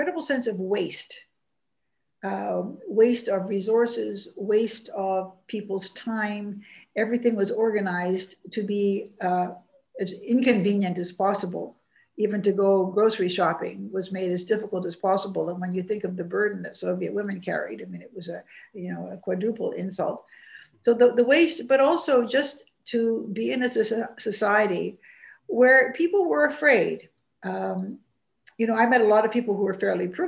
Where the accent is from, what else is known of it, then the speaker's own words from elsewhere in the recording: Vancouver, British Columbia, Canada; I grew up in Vancouver, which wasn't certainly at the heart of national politics